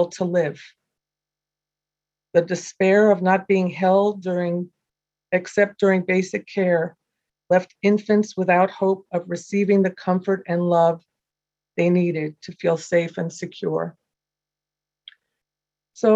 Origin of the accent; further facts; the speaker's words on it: United States; moved away; I'm from New York originally, and I was an adopted child.